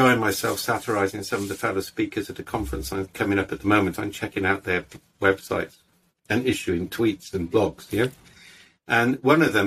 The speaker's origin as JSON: {"language": "English", "region": "Wales", "country": "United Kingdom", "said": "we're all Welsh"}